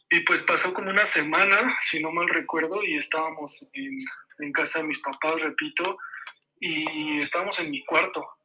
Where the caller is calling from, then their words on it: Mexico City, Mexico; de la Ciudad de México.